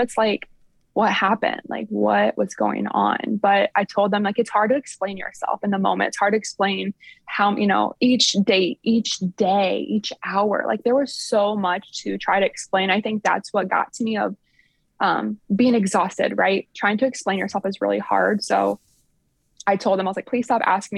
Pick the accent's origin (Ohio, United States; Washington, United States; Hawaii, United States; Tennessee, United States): Ohio, United States; Sycamore; born or raised there; also born or lived in Upper Sandusky, Ohio